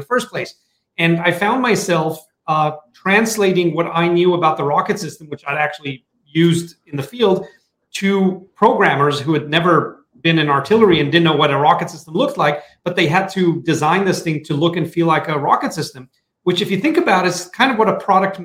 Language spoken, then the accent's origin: English; Tel Aviv, Tel Aviv District, Israel; I'm originally from Tel Aviv, Israel